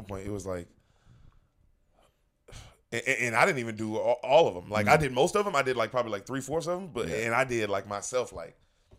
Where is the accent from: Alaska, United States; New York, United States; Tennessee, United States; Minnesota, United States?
Tennessee, United States; Memphis; also born or lived in Los Angeles; now in Austin, United States; I'm from Memphis, Tennessee.